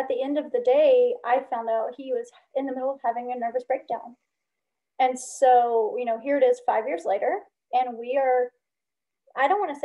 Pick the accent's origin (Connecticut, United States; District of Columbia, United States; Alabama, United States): Alabama, United States; also born or lived in Chicago, Illinois / Northwest Indiana; now in California, United States; I lived in Chicago about 26 years, the Chicagoland, Northwest Indiana area, but I grew up in Alabama